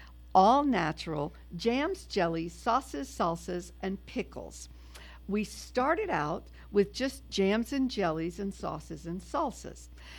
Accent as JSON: {"language": "English", "town": "New Orleans", "region": "Louisiana", "country": "United States", "moved": "yes", "said": "I am originally from New Orleans."}